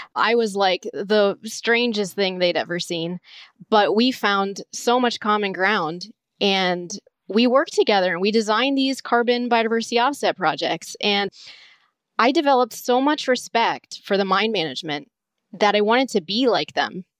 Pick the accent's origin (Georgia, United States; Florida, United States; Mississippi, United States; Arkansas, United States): Florida, United States; Southwest; I grew up in Southwest Florida